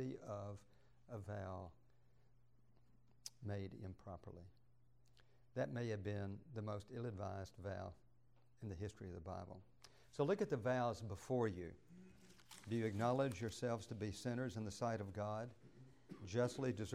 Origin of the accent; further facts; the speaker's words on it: Douglasville, Georgia, United States; I grew up in Douglasville